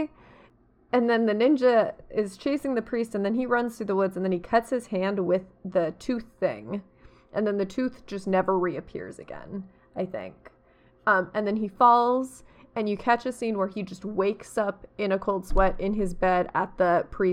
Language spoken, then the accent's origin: English; United States; I am American